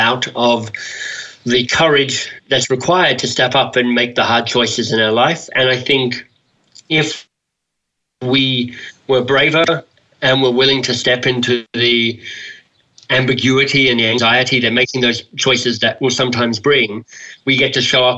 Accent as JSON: {"language": "English", "country": "Australia", "said": "I'm an Australian male"}